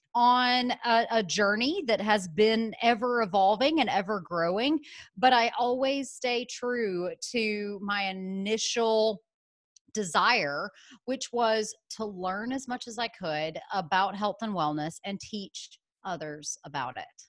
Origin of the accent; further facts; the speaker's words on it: Birmingham, Alabama, United States; moved away as an adult; also born or lived in San Francisco; I was born in Birmingham, Alabama, went to school there, got my undergraduate degree